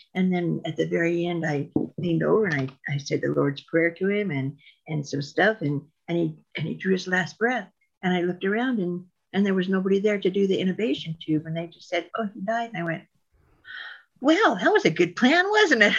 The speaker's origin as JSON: {"language": "English", "town": "Reno", "region": "Nevada", "country": "United States", "tie": "born or raised there", "also_born_or_lived": "Ely, Nevada / Diamond Valley, Nevada", "said": "I was born and raised in Reno. And then when I was in eighth grade, we went to a little, little, little town called Ely, Nevada"}